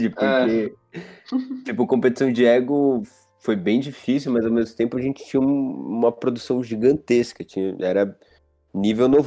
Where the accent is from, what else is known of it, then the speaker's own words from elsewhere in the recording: Pinheiros, São Paulo, Brazil; eu moro perto dele. Porque eu sou de Pinheiros